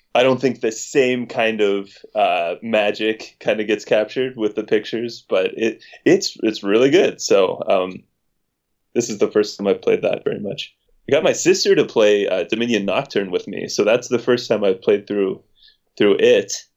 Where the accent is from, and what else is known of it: West Virginia, United States; moved away